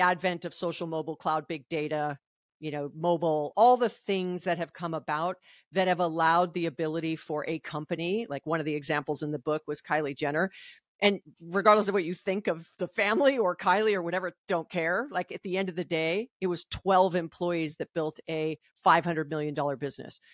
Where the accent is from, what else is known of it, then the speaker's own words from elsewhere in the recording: Hawaii, United States; I'm from Hawaii